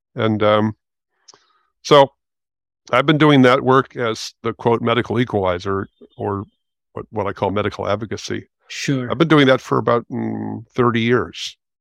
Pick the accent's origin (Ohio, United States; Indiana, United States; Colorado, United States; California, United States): California, United States; Los Angeles; moved away as an adult; also born or lived in Santa Cruz; now in San Francisco, United States; I'm 70 years old, and I grew up in West Los Angeles